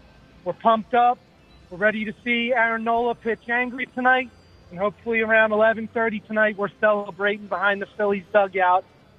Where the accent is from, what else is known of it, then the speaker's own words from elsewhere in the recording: Doylestown, Pennsylvania, United States; now in Memphis, United States; I'm originally from Doylestown, but I live in Tennessee now.